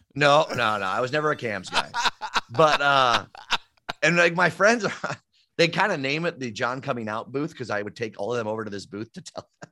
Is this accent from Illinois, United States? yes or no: yes; Downers Grove, Illinois, United States; I grew up in Downers Grove